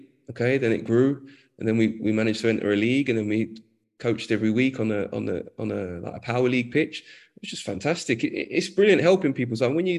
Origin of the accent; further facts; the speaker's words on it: London, United Kingdom; I grew up in Edmonton, North London